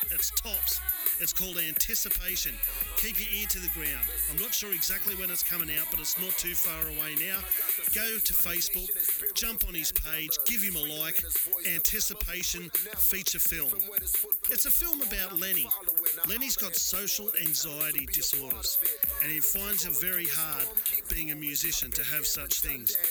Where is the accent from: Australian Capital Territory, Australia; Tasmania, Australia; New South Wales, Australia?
New South Wales, Australia; Newcastle; when I was growing up in Newcastle